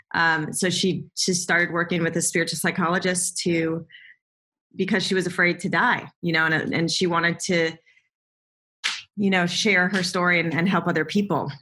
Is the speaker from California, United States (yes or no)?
yes; Southern California, United States; I grew up in Southern California